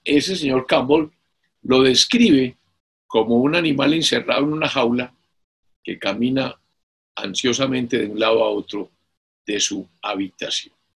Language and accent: Spanish; Colombia; nuestro Código Civil colombiano